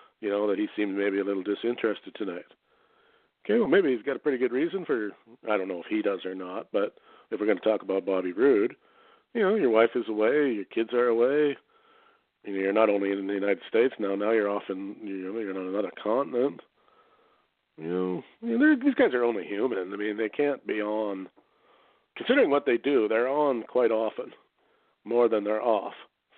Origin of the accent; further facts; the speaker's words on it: Canada; but as a Canadian, do you want your child raised in that, in his formative years, or would you rather have him educated back home?